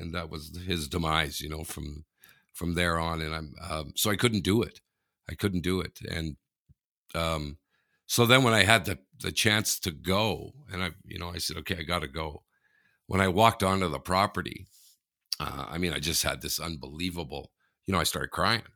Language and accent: English; Canada; I'm Canadian